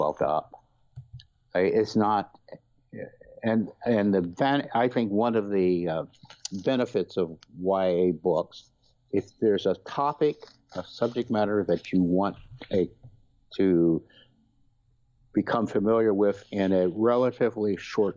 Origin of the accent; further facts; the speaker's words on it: Missouri and Nebraska, Midwest, United States; moved away as an adult; also born or lived in Boston, Massachusetts; now in Boston area, United States; growing up in Missouri and Nebraska